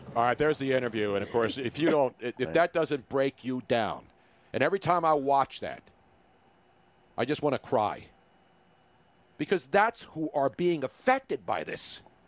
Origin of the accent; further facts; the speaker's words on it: Philadelphia, Pennsylvania, United States; as a Philadelphian